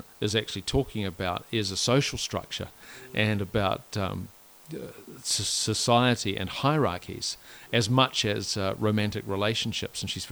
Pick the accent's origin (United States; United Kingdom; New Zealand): New Zealand; Whanganui, Manawatū-Whanganui; growing up in Whanganui in the 80s, I can promise you it was great